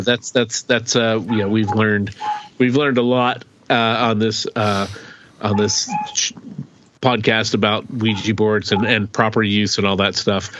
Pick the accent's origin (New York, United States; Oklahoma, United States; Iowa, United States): Oklahoma, United States; rural; we grew up in Oklahoma, so you know, in rural Oklahoma, in a mm-hmm. small town